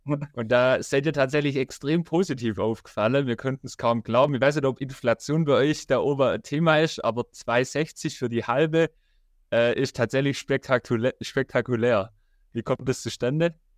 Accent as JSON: {"language": "German", "town": "Rottenburg am Neckar", "region": "Baden-Württemberg", "country": "Germany", "said": "ich komme ja aus Rotterburg"}